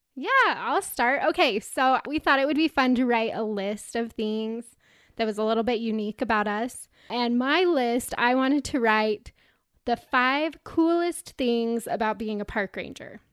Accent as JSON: {"language": "English", "region": "Utah", "country": "United States", "said": "I'm a girl from Utah"}